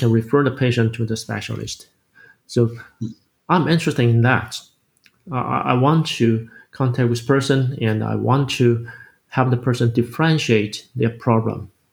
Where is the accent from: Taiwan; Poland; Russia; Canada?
Taiwan; I grew up in this country, I grew up in my home country